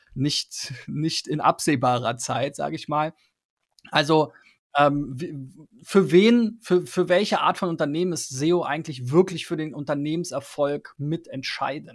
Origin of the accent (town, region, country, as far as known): Germany